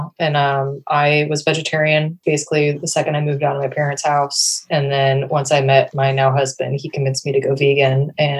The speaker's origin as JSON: {"language": "English", "region": "Ohio", "country": "United States", "tie": "born or raised there", "said": "I remember like my senior year of high school, like I grew up in Ohio. And so like everyone was like, I'm going to Daytona Beach for spring break."}